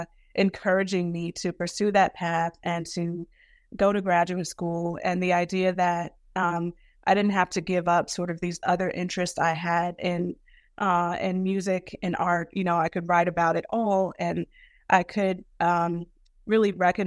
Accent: Brooklyn, New York, United States; it was really my growing up in Brooklyn in a community that was a Black community that was people from the South and folks from the Caribbean, right?

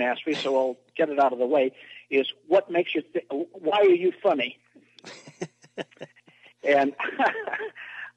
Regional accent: San Francisco Bay Area, California, United States; I'm from the San Francisco Bay Area.

